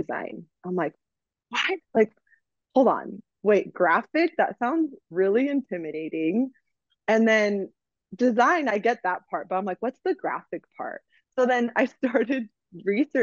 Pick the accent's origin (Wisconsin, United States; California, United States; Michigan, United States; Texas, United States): California, United States; Sacramento; also born or lived in Bay Area, California; So I am from Sacramento, California. Born and raised, I was actually born in the Bay Area, but I was raised in the Sacramento area